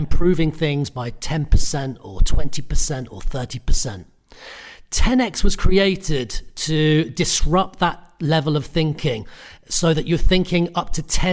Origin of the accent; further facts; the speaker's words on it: United Kingdom; I'm Irish Italian. I grew up in the UK, so I'm British